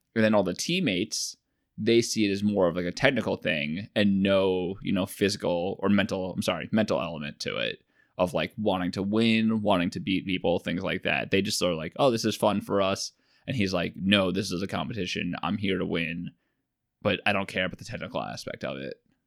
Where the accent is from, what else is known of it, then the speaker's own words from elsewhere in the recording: Long Island, New York, United States; I'm from Long Island